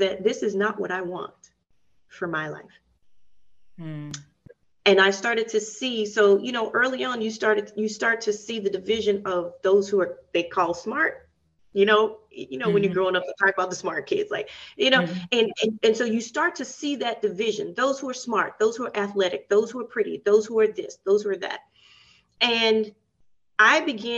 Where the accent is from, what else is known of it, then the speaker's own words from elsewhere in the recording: Nashville, Tennessee, United States; I grew up in Nashville, and there's a lot of history of segregation.